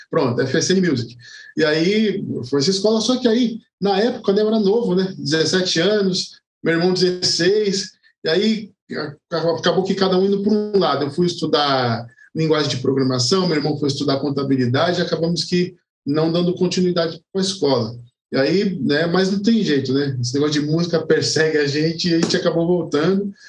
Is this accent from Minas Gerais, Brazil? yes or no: no; São Paulo, Brazil; born there; now in Guarulhos, Brazil; Eu morei um tempo em São Paulo, mas hoje eu moro em Guarulhos.